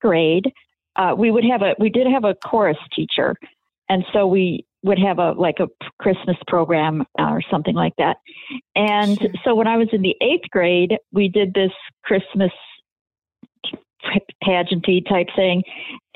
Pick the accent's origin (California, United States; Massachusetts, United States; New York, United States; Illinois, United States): Illinois, United States; Waukegan; I grew up just north of Chicago here in Waukegan, Illinois.